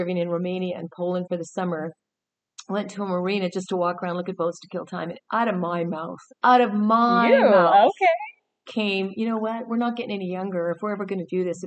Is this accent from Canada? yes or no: yes; Southern Alberta, Canada; moved away; also born or lived in British Columbia; I grew up in Southern Alberta, so I'm a landlubber girl.